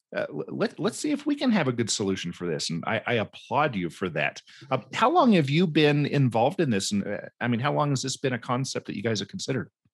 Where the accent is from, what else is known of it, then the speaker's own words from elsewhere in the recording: Cumberland Plateau, Tennessee, United States; moved away; my childhood growing up in Tennessee and, uh, up on the Cumberland Plateau in a Mennonite community